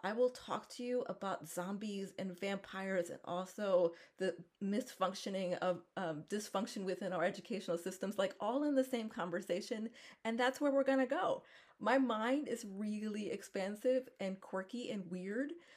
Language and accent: English; Philadelphia, Pennsylvania, United States; I am from Philadelphia